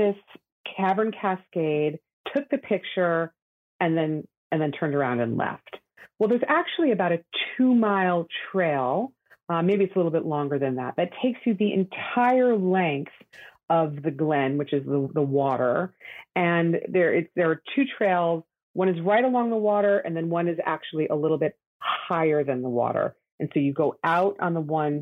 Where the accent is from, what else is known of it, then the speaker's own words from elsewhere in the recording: downstate New York, United States; I'm a downstate New Yorker